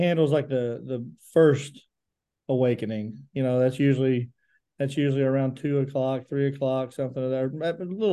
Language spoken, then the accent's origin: English; Grundy, Virginia, United States; moved away as an adult; now in Pikeville, United States; I'm from Grundy, Virginia, originally born and raised, and graduated from Grundy in 2006